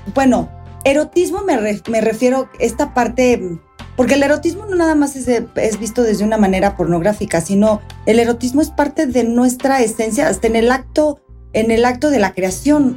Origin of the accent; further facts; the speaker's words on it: Mexico; nosotros como mexicanos